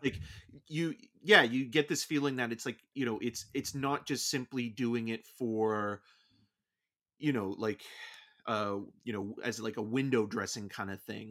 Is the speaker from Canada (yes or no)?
yes; Canada; being Canadian